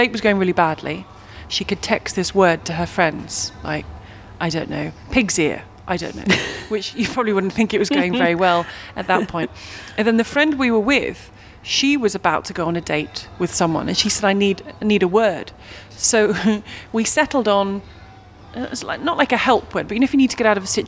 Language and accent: English; Minnesota, United States; Growing up in Minnesota, it was channel changer, clicker, or remote, interchangeably.